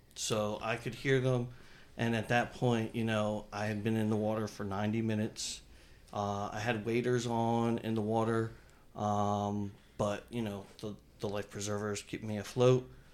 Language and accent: English; New Jersey, United States; I grew up in New Jersey